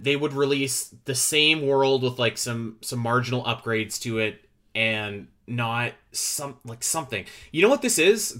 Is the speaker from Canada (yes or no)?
yes; Canada; I'm Canadian